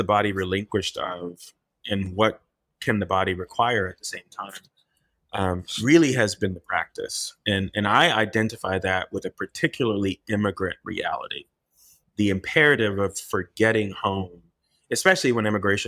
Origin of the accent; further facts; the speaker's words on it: Miami, Florida, United States; also born or lived in Haiti; we all, of course, grew up in Miami